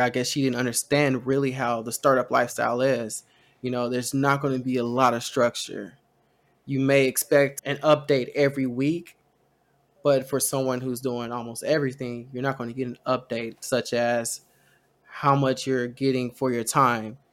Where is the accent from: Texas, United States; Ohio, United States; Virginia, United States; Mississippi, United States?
Texas, United States; We're Texan